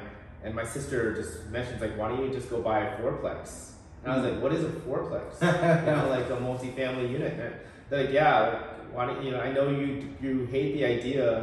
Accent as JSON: {"language": "English", "town": "Portland", "region": "Oregon", "country": "United States", "tie": "born or raised there", "also_born_or_lived": "Seattle, Washington / Bay Area, California", "moved": "as an adult", "lives_now": "Portland, United States", "said": "born and raised in Portland, Oregon. I was in the Alberta Arts area before it was trendy"}